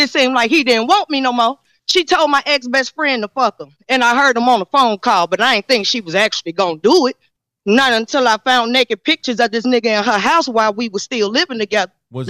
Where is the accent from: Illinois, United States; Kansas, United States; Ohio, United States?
Illinois, United States; Chicago; now in Detroit, United States; I'm from Chicago and I moved to Detroit.